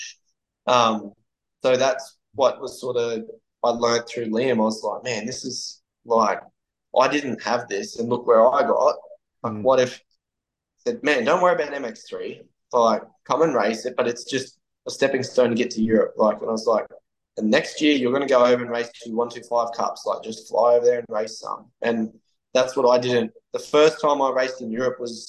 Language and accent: English; Cairns, Queensland, Australia; now in Gold Coast, Australia; Gold Coast, where I live now, is, for the listeners, is halfway on the east coast of Australia. So we are from Cairns.